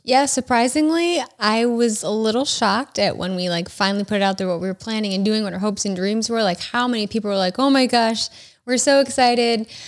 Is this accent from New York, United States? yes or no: yes; Rochester, New York, United States; growing up in Rochester, my dad worked at Kodak